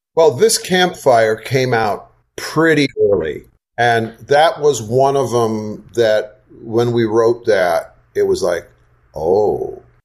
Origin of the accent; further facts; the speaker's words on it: Wisconsin, United States; also born or lived in Southeast United States; now in Southeast, United States; I grew up in Wisconsin and then have lived the balance of my life in the Southeast